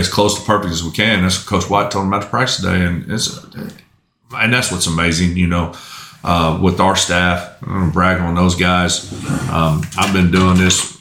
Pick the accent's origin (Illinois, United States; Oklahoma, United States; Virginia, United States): Oklahoma, United States; Tuttle; also born or lived in Chickasha, Oklahoma; I grew up in Tuttle. I started playing Little League football in Tuttle. That's where I cut my teeth and that's where I learned to play up until ninth grade and I moved